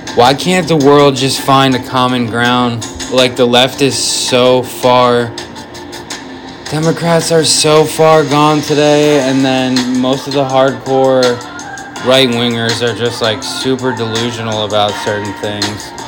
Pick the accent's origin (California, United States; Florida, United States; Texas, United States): Florida, United States; also born or lived in Michigan; I'm pretty much a Florida boy living here since I was 10